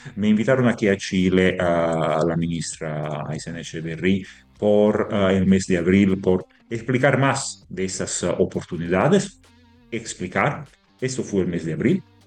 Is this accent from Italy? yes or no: yes; Italy; Spanish is a second language; moved away; somos italianos